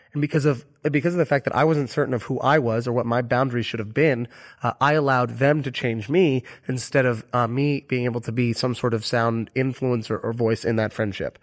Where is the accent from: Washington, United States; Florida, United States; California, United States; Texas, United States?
Florida, United States; Orlando; moved away; my hometown of Orlando, Florida